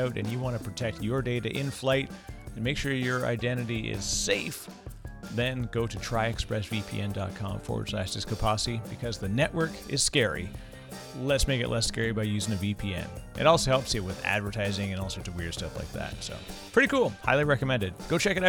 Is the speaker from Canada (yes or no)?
yes; Canada; Fellow Canadian.